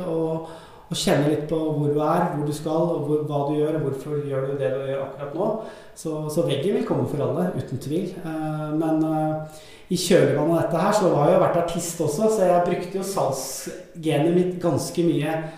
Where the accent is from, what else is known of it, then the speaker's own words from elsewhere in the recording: Skedsmokorset, Akershus, Norway; also born or lived in Sandnes / Stavanger; vokste opp på Skedsmokorset-området